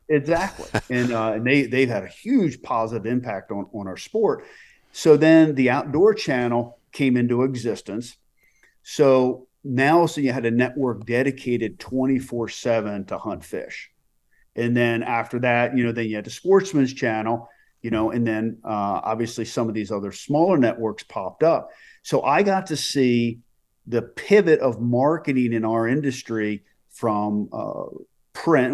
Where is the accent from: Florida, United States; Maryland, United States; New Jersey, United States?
Maryland, United States; Reisterstown; I grew up in Maryland.